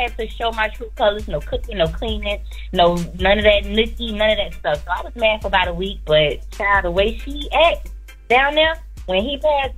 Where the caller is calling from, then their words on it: Florida, United States; I'm calling from Florida.